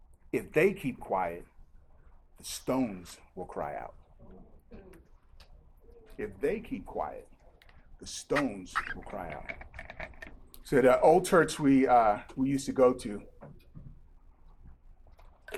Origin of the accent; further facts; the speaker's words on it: Nigeria; now in United States; I've had the privilege of growing up in Nigeria